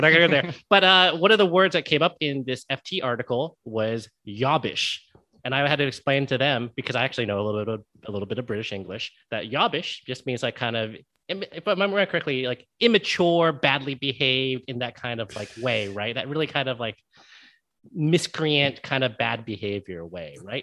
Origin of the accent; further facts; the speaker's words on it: Connecticut, United States; accent: neutral American; moved away; also born or lived in California; I actually grew up in the Northeast, so uh, but I grew up in Connecticut, so I grew up in Connecticut